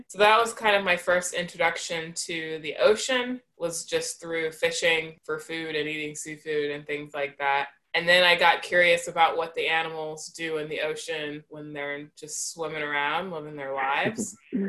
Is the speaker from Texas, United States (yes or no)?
no; Columbia, South Carolina, United States; that's where I went to high school and did the years of my childhood that matter most. And yeah, so I'm from Columbia, South Carolina.